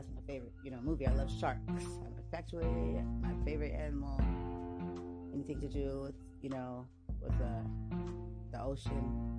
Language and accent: English; San Diego, California, United States; So I'm from the West Coast, so I'm living right here, lovely California, West Coast, okay, from San Diego